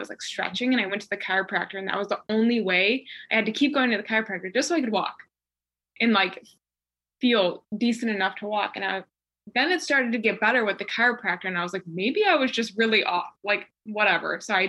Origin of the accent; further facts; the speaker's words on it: Chicago, Illinois, United States; moved away as an adult; now in North Carolina; I moved from Chicago to North Carolina. And it was just like the first time I ever moved away from home. So it was like moving away from home the first time, like states away from my family